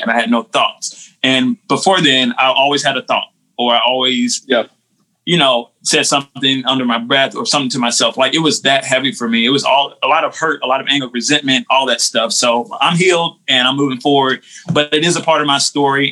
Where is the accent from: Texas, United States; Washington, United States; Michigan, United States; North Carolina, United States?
North Carolina, United States; Winston-Salem; now in McLeansville, United States; I grew up in Winston Salem, North Carolina